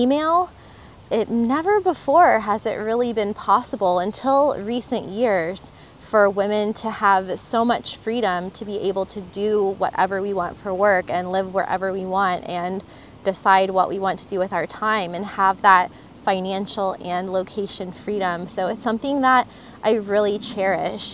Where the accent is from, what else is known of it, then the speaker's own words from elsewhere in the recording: Florida, United States; moved away as an adult; also born or lived in Costa Rica; I'm from Florida